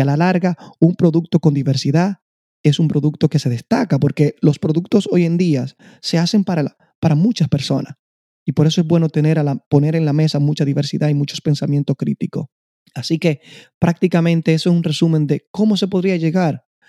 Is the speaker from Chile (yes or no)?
no; Constanza, La Vega, Dominican Republic; moved away; soy de la República Dominicana, en especial de un pequeño pueblo de agricultores, Constanza